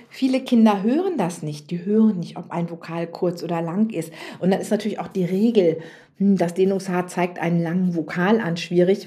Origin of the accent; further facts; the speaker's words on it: near Münster, North Rhine-Westphalia, Germany; ich komme ja so aus Westfalen, vom Plattenland, wie man so schön sagt, nicht so ganz weit von Münster weg.